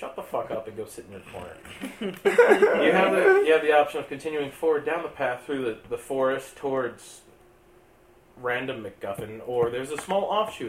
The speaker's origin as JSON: {"language": "English", "region": "Ohio", "country": "United States", "said": "I'm from Ohio. I know how you feel, but you're white."}